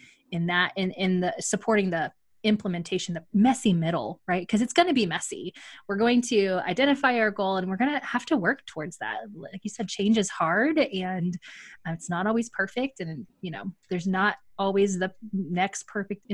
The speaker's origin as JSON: {"language": "English", "town": "Magnolia", "region": "Texas", "country": "United States", "tie": "born or raised there", "said": "my hometown, Magnolia, Texas"}